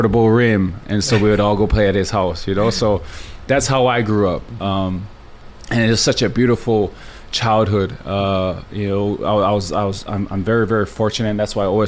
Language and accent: English; Laie, Hawaii, United States; I grew up in La'i, on the North Shore